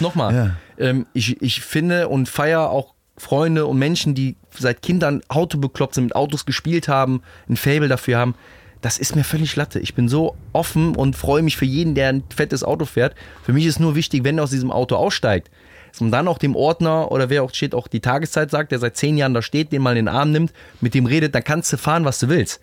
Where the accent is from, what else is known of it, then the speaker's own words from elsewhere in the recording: Rhineland, Germany; bei uns im Rheinland